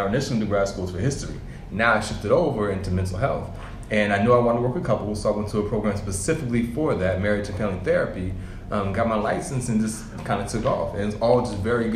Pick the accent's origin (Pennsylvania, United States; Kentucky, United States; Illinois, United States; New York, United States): New York, United States; moved away; also born or lived in Albany, New York / Brooklyn, New York; Originally, I'm from New York. I grew up in upstate New York, in Albany and in Brooklyn